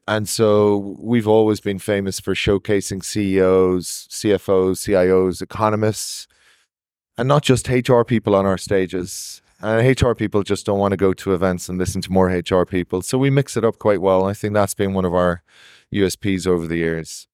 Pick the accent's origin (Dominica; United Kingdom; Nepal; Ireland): Ireland; I'm Irish